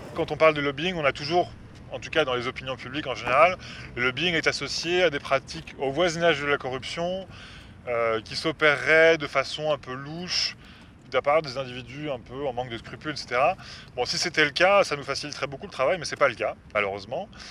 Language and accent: French; France; moved away as an adult; now in Brussels, Belgium; je suis français d'origine, ça fait 10 ans que je vis ici.